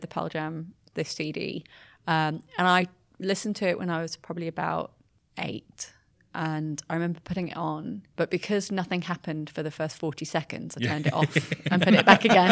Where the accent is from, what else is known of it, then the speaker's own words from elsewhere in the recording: Brighton, South East England, United Kingdom; moved away; back in my hometown, like in Brighton